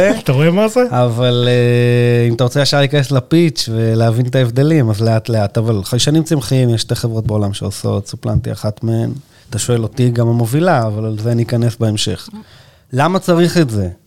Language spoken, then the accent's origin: Hebrew; Yagur, Haifa District, Israel; אני קיבוצניק וזה, אני בעניינים. מאיזה קיבוץ? יגור.